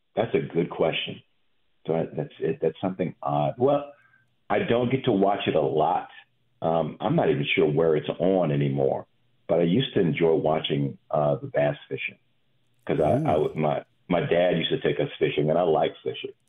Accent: Chapel Hill, North Carolina, United States; also born or lived in Virginia; I grew up in Chapel Hill. I grew up in ACC country, right?

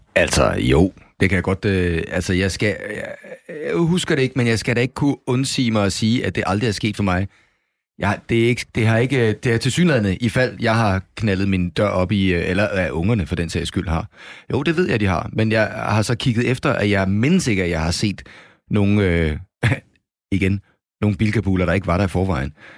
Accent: Copenhagen, Capital Region of Denmark, Denmark; moved away as an adult; now in Jutland, Denmark; jeg er jo københavner, kan man sikkert høre

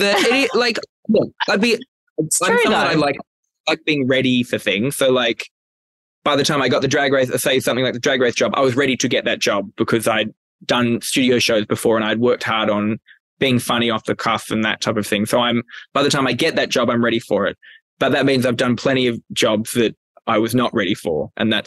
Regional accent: Newcastle, New South Wales, Australia; moved away as an adult; I'm from Newcastle, Australia. It's a lovely place to live, but I don't recommend it for 19 years. 19 years between the years of 1990 to 2009.

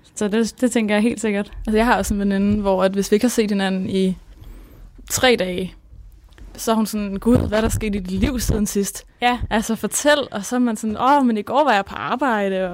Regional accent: Copenhagen, Capital Region of Denmark, Denmark; moved away as an adult; also born or lived in Smørum; now in Odense, Denmark; jeg er født og opvokset på Nørrebro, men så flyttede vi til Smørum, som er sådan en provinsby

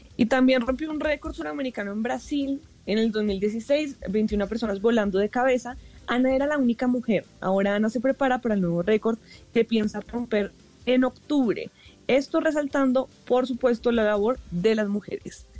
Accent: Colombia; como cultura latina y colombiana tenemos mucho que aprender

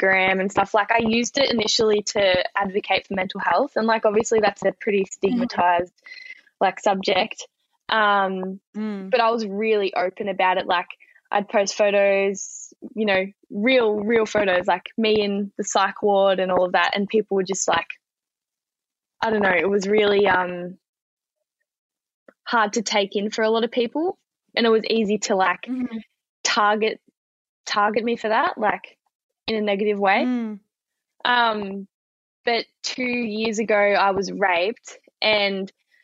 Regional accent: Wangaratta, Victoria, Australia; moved away as an adult; now in Melbourne, Australia; I'm from Wangaratta, which is like 3 hours from Melbourne.

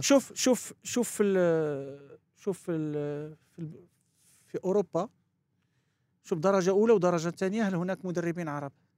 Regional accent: France; moved away; also born or lived in Morocco; لعبت فرنسا و... وكبرت معاهم ودرست عندهم هناك

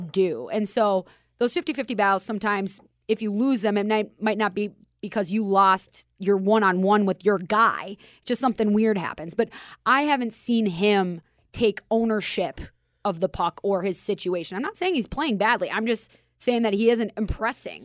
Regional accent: Minnesota, United States; accent: Minnesota; now in Las Vegas, United States; I'm from Minnesota, and as you can tell by my accent

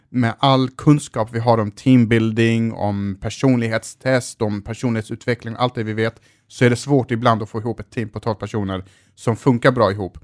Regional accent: Malmö, Skåne, Sweden; jag växte upp i Rosengård

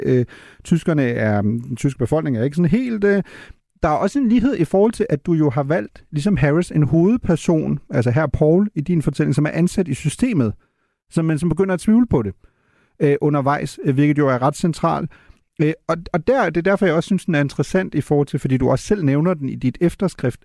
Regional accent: Germany; som tysker

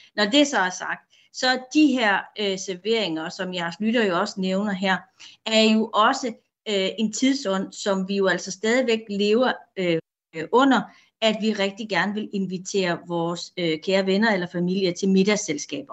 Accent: Denmark; vi danskere

